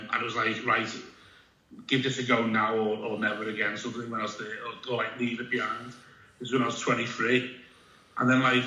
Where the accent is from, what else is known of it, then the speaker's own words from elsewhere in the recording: Liverpool, North West England, United Kingdom; I'm a comedian from Liverpool.